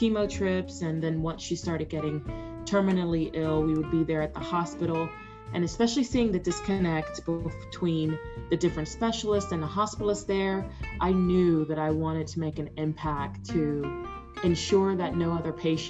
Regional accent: Jacksonville, Florida, United States; now in Texas, United States; I am a native Floridian. I grew up in Jacksonville, Florida

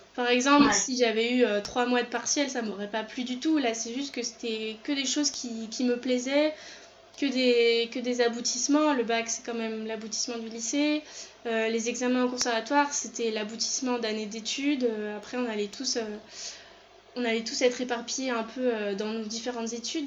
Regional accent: France; je suis née en France, mais euh, ma maman et ma soeur sont nées au Chili

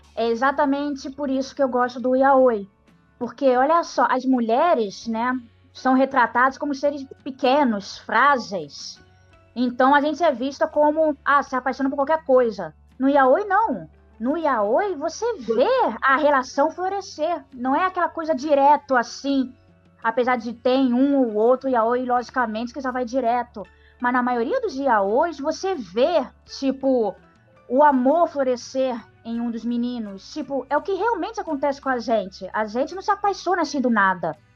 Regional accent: Brazil; nós, brasileiros

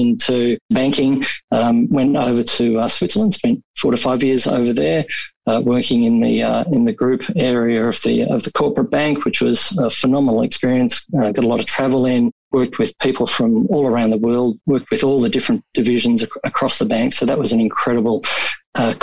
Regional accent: Melbourne, Victoria, Australia; I grew up in Altona. It's in the west of Melbourne

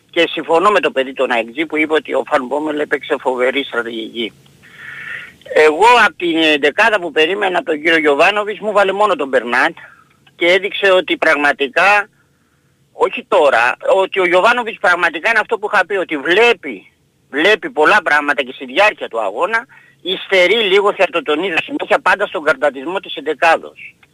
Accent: Peristeri, Attica, Greece; καλημέρα παιδιά από το Περιστέρι

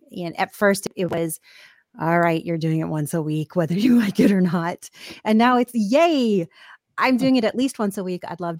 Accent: Ireland; I'm Irish, so all my emotions show in my skin.

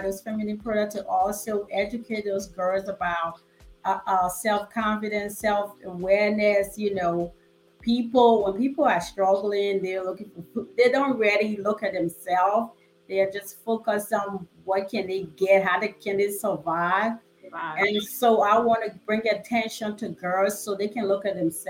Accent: Liberia; moved away; I'm from West Africa, a country called Liberia. And it's a struggle down there. Things are hard

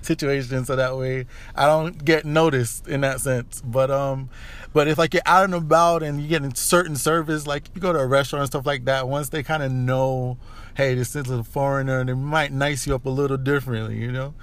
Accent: United States; being born and mostly raised here in America

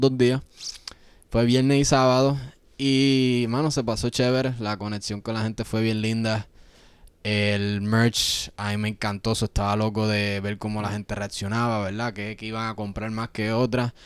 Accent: Yauco, Puerto Rico; moved away; nosotros somos de Yauco, es un pueblo bien chiquito. Creciendo ahí

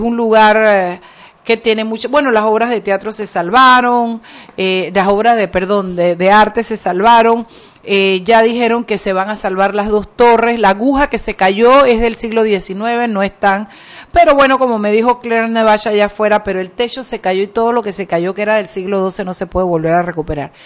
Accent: Chiriquí, Panama; now in Panama City, Panama; yo vengo de Chiriquí

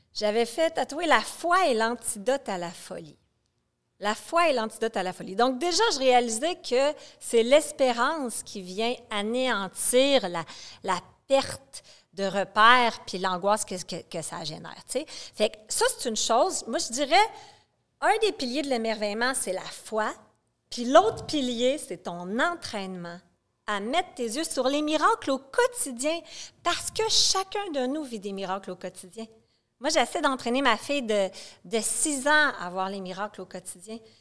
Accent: Quebec City, Quebec, Canada; moved away as an adult; also born or lived in Montreal / Saint-Jérôme; je suis une fille de Québec, j'ai gardé des amis de Québec que je connais depuis que je suis une enfant

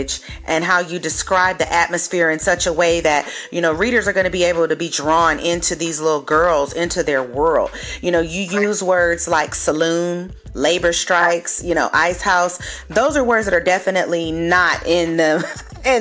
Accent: Los Angeles, California, United States; also born or lived in San Diego; my friends back in my hometown in the LA area

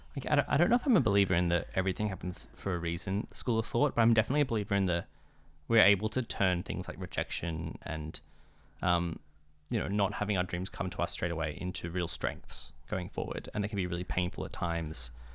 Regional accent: Australia; being an Australian

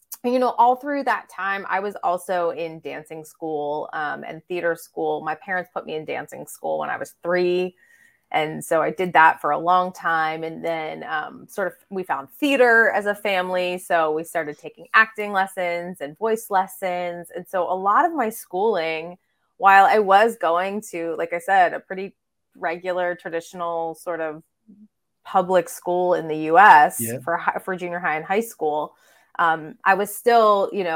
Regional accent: Pittsburgh, Pennsylvania, United States; I grew up in Pittsburgh, Pennsylvania, which is southwestern Pennsylvania

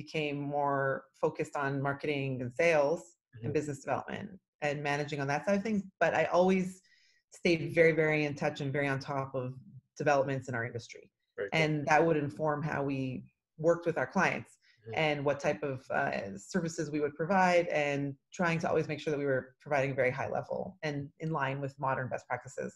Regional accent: Toronto, Ontario, Canada; now in Israel; I'm actually originally from Toronto, Canada, and I moved to Israel about 26 years ago

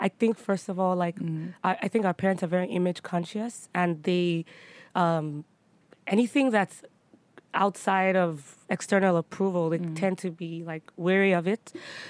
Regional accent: Nigeria; Like now I actually really enjoy being Nigerian. I enjoy being Yoruba.

